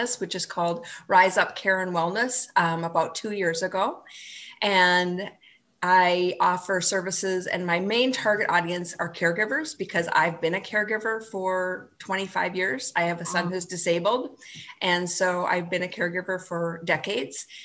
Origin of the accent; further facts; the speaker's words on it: rural North Dakota, United States; moved away as an adult; also born or lived in Maine; now in St. Cloud, United States; My hometown was about 300 people, a small farming community in rural North Dakota